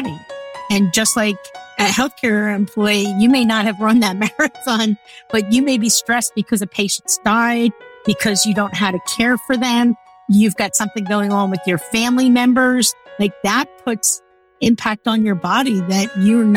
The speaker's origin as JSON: {"language": "English", "area": "outside of Philadelphia", "region": "Pennsylvania", "country": "United States", "tie": "born or raised there", "said": "I grew up outside of Philadelphia."}